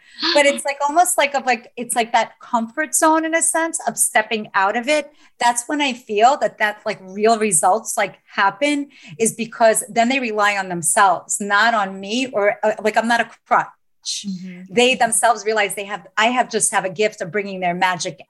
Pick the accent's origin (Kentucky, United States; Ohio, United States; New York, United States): New York, United States; New York City; both of us are from Staten Island, New York. and we say it, we're born and raised in New York.